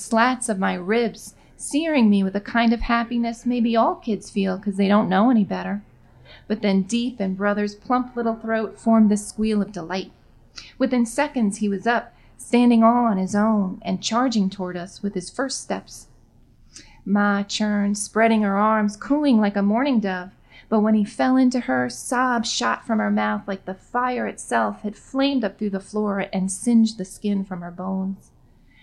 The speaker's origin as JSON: {"language": "English", "town": "New York City", "region": "New York", "country": "United States", "tie": "born or raised there", "moved": "as an adult", "lives_now": "Long Island, United States", "said": "I grew up in Queens, and my family has lived there for over 100 years"}